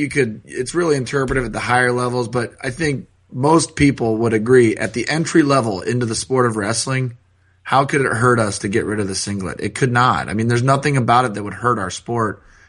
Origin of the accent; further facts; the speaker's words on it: Columbus, Ohio, United States; I'm from Columbus, but I wrestled in Cleveland and Pittsburgh my whole life.